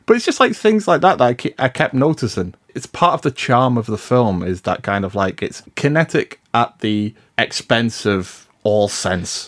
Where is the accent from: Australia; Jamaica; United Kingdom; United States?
United Kingdom; I'm British